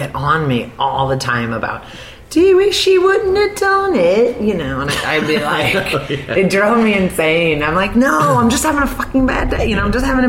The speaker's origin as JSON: {"language": "English", "town": "South Bend", "region": "Indiana", "country": "United States", "tie": "born or raised there", "also_born_or_lived": "Chicago", "moved": "as an adult", "said": "I'd worked at Notre Dame, which is in the university of my hometown growing up."}